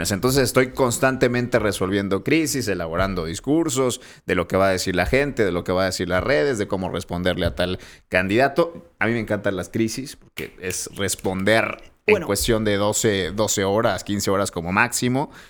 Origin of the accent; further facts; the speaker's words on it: Monterrey, Nuevo León, Mexico; Yo soy de Monterrey, pero cuando salgo de casa de mis papás por, por decisión propia, te exiges tanto que creces inevitablemente